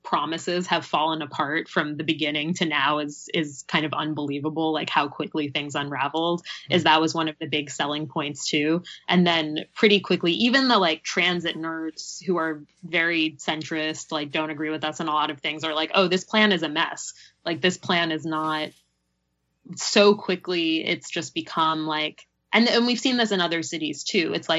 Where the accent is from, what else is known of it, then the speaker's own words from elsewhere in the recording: New York, United States; moved away as an adult; now in Los Angeles, United States; When I moved here, I'm from New York originally, and I didn't drive.